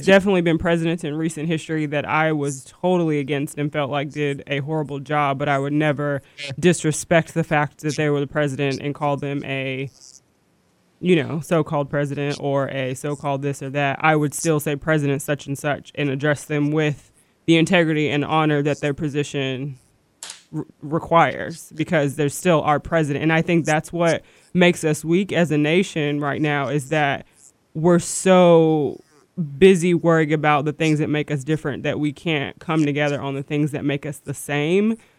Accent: United States; I'm an American

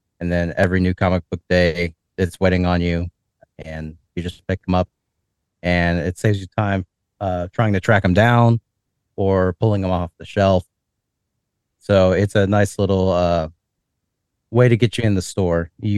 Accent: Northern Kentucky, United States; now in Richmond, United States; I'm originally from Northern Kentucky, and I moved down to Richmond

